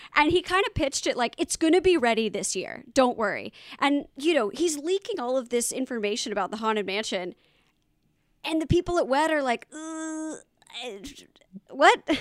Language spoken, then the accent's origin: English; the South, United States; I'm a terrible southerner.